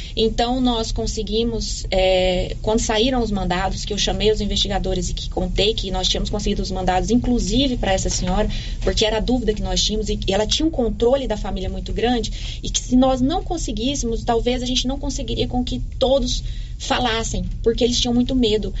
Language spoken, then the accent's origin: Portuguese; Silvânia, Goiás, Brazil; also born or lived in Goiânia; eu me criei aqui a vida toda